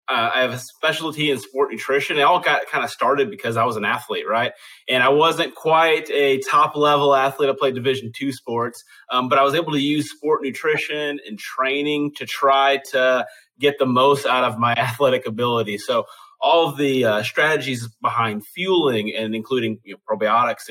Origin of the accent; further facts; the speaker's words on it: Chicago, Illinois, United States; now in Tennessee, United States; I'm from Chicago, so I'm still a Bears fan. Living in Tennessee now